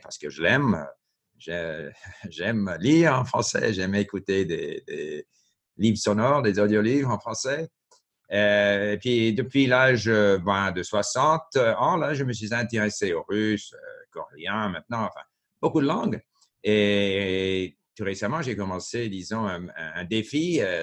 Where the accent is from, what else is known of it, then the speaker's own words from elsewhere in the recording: Montreal, Quebec, Canada; French is a second language; also born or lived in Japan / France; now in Vancouver, Canada; j'ai grandi à Montréal